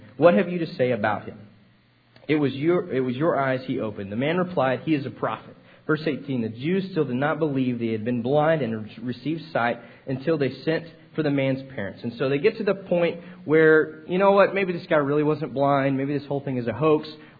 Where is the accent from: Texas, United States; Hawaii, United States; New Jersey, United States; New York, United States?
Texas, United States; I was like, no, man, I'm from Texas. I'm sorry.